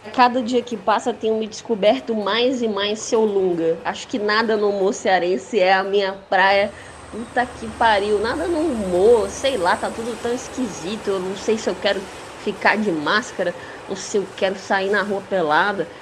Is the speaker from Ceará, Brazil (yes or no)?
yes; Ceará, Brazil; fazer comédia sendo cearense é muito fácil